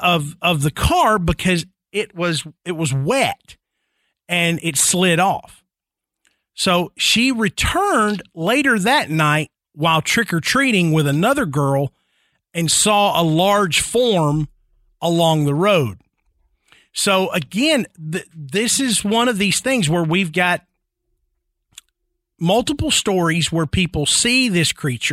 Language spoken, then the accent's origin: English; Tennessee, United States; I mean, it's like growing up in Middle Tennessee, somebody you know is going to have a Bell Witch story.